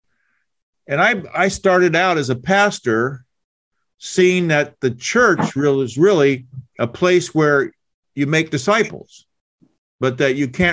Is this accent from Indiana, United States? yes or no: yes; Indiana, United States; moved away as an adult; also born or lived in Oklahoma; I'm from Indiana